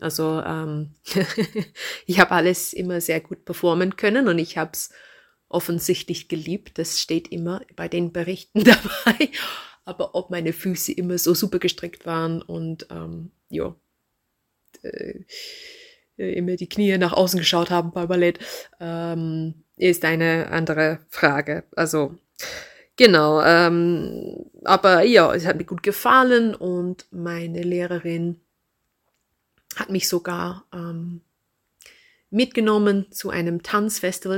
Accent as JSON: {"language": "German", "town": "Reading", "region": "South East England", "country": "United Kingdom", "tie": "born or raised there", "second_language": "German", "moved": "yes", "lives_now": "Kirchdorf an der Krems, Austria", "said": "Ich bin geboren in England, in einer Industriestadt, ähnlich wie Linz. Ähm, die heißt Reading."}